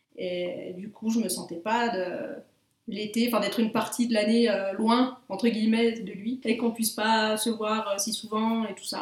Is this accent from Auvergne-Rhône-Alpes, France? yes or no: yes; Bellevaux, Auvergne-Rhône-Alpes, France; moved away as an adult; also born or lived in Belgium; je suis née en Haute-Savoie et euh, j'ai grandi dans le massif du Chablais, dans un petit village de montagne qui s'appelle Bellevaux